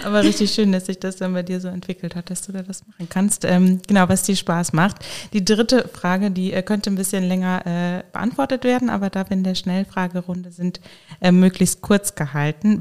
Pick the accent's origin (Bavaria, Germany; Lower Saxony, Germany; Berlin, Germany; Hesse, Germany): Hesse, Germany; moved away as an adult; now in Koblenz, Germany; Ich komme äh, ursprünglich aus Hessen